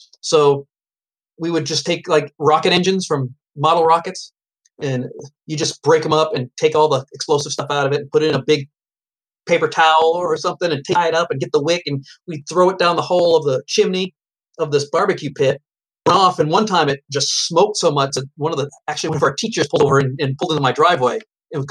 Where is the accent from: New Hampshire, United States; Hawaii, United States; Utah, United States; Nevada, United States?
New Hampshire, United States; I'm from New Hampshire